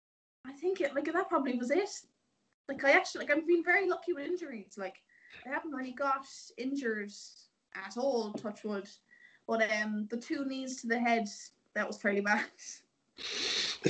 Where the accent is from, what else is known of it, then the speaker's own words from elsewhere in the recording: North Cork, Munster, Ireland; I was raised in North Cork